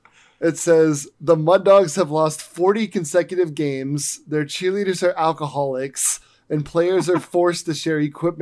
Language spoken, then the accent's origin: English; Louisiana, United States; I'm from Louisiana, and there's not many places around that actually talk and behave like that that I know of.